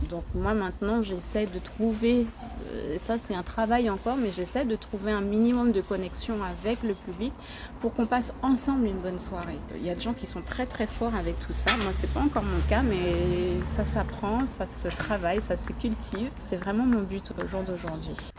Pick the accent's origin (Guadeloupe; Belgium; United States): Guadeloupe; en tant que femme, en tant que Guadeloupéenne